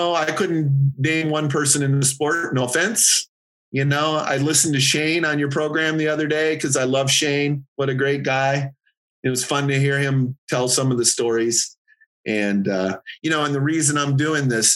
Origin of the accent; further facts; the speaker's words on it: Michigan, United States; I was from Michigan